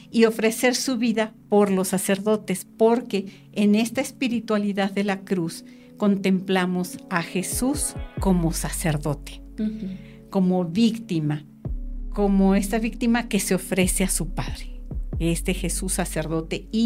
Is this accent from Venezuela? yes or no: no; Mexico City, Mexico; also born or lived in Mérida, Yucatán; Yo también nací en Yucatán, en Mérida. ¿Ah, sí? Mira, ilustres, ilustres coterráneas. Pero a los cuatro meses me trajeron a México, soy chilanguita.